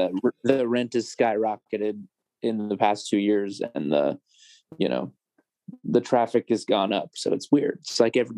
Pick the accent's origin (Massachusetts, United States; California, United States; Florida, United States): Florida, United States; Jacksonville; now in Nashville, United States; I'm from Jacksonville, Florida